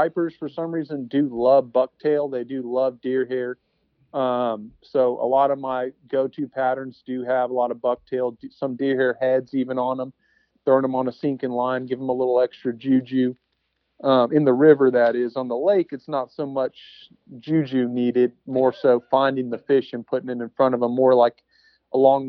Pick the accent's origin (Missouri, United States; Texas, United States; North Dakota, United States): Texas, United States; I grew up in Texas